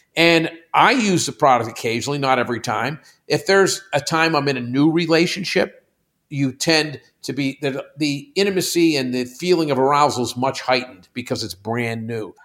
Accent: Pittsburgh, Pennsylvania, United States; moved away; First thirty years of my life, I'm from Pittsburgh.

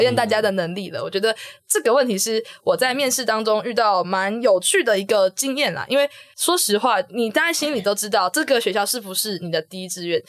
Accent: Kaohsiung, Taiwan; moved away as an adult; now in New Taipei, Taiwan; 我高中的时候就读的是高雄的新庄高中

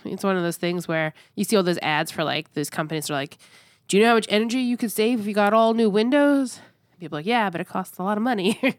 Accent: New York, United States; I was born and raised in New York and, and lived there, the overwhelming majority of my life

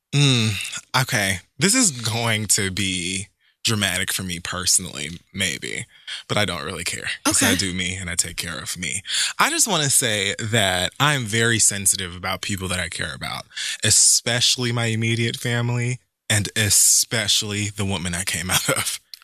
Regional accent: Jamaica; as a Jamaican

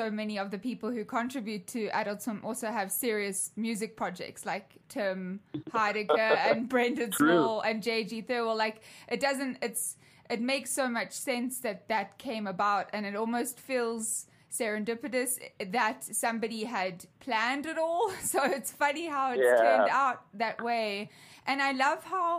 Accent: South Africa; I grew up in South Africa

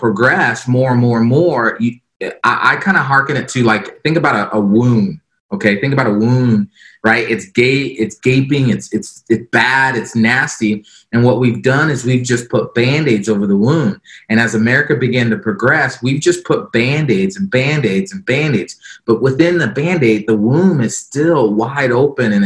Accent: Florida, United States; the small community I grew up in Florida

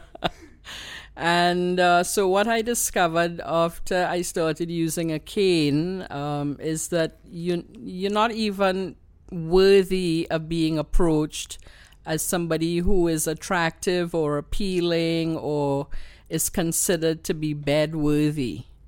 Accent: Trinidad & Tobago; accent: Trini; now in Canada; you know that I'm a Trini.

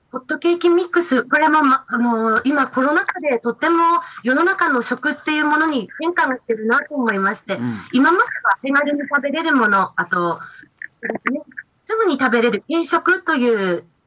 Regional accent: Mikawa, Yamagata, Japan; うちの弟が今、農業を継いでおりまして

